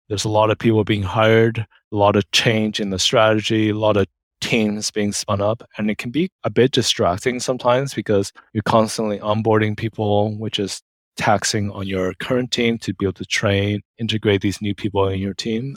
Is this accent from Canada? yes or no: yes; Canada; moved away as an adult; also born or lived in United Kingdom; I'm Canadian, so I think as part of some UK Commonwealth.